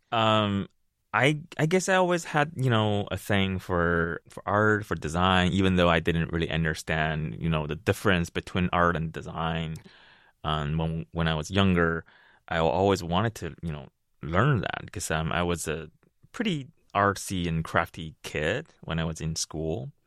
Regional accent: Beijing, China; moved away; also born or lived in Ohio / Seattle; originally I'm from Beijing, China, and the first time I landed in this country was sixteen, seventeen years ago

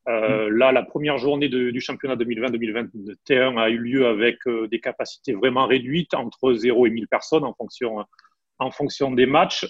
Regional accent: France; moved away as an adult; now in Italy; je suis français

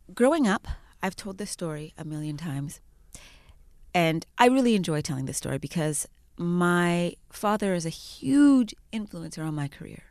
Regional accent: Edmonton, Alberta, Canada; now in Toronto, Canada; I was raised in Alberta.

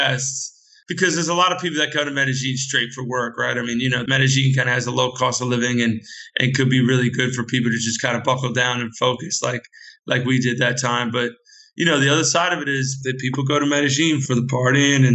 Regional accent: United States; I'm a US expert and US guy.

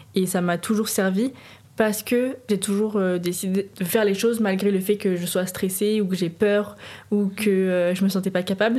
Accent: Nantes, Pays de la Loire, France; now in Paris, France; j'habite à Paris, je suis originaire de Nantes

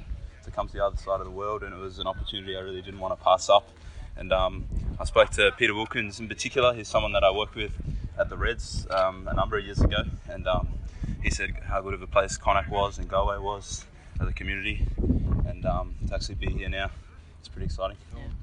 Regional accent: Queensland, Australia; Like, I came from Queensland, guys come from New South Wales

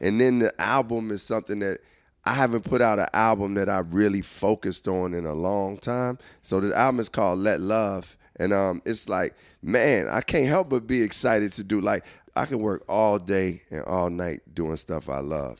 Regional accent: Chicago, Illinois, United States; I'm coming from Chicago

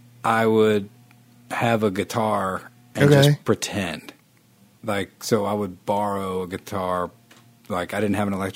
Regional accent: Shreveport, Louisiana, United States; moved away as an adult; now in Nashville, United States; I grew up in Shreveport, Northwest Louisiana. It was a great place to grow up.

